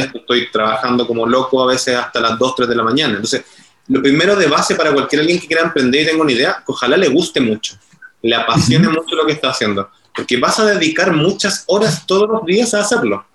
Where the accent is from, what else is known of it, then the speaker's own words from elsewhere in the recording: Chile; accent: Chilean; el acento lo estarán notando, que soy de Chile